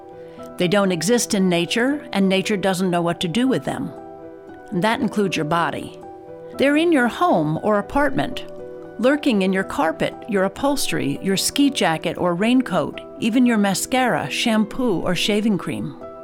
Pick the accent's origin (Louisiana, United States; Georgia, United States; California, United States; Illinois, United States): Georgia, United States; here in my home state of Georgia